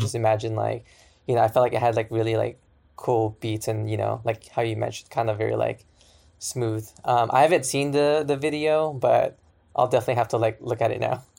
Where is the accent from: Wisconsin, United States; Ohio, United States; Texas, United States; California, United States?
California, United States; Sacramento; I'm from Sacramento